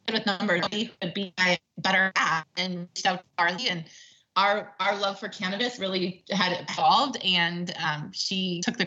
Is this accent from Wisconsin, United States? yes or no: yes; Wisconsin, United States; now in California, United States; I grew up in the Midwest